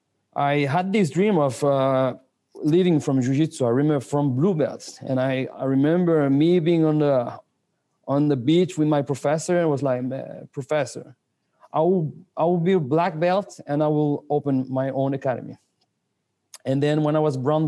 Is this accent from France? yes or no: yes; France; English is a second language; moved away as an adult; also born or lived in Spain / London, United Kingdom / Senegal / Angola; I grew up here in France until I was 19.